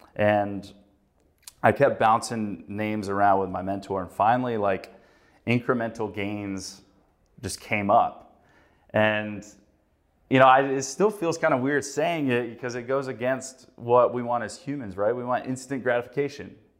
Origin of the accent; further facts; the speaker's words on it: North Carolina, United States; moved away as an adult; now in Chicago, United States; I grew up in North Carolina